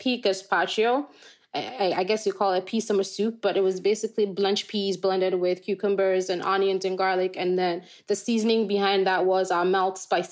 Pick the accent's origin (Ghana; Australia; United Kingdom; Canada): Ghana; moved away as an adult; now in United States; I grew up in Ghana to a dad who's a farmer.